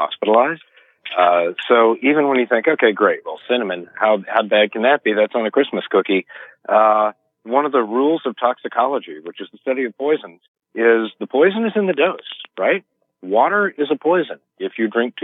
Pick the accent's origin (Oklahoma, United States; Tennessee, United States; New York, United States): Tennessee, United States; Memphis; In Memphis, Tennessee, which is my hometown